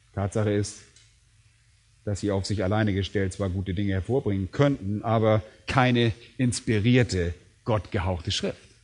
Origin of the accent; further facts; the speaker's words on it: Germany; bei uns in Deutschland